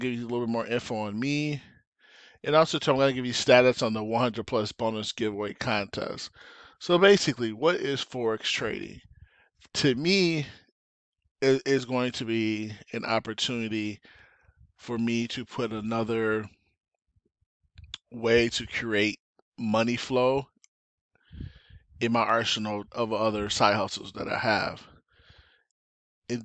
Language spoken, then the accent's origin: English; Lansing, Michigan, United States; moved away as an adult; also born or lived in Detroit, Michigan; now in Arizona, United States; I was born and raised in Lansing, moved to Detroit in 98